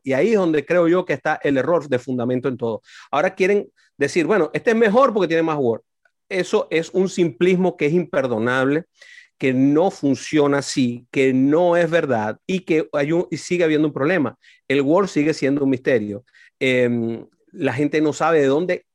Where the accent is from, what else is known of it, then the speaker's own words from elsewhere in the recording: Venezuela; now in United States; en mi país